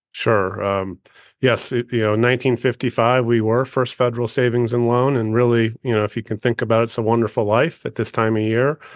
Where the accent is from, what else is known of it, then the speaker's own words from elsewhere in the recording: Western Wisconsin, United States; moved away as an adult; now in Montana, United States; I grew up in Western Wisconsin in a rural community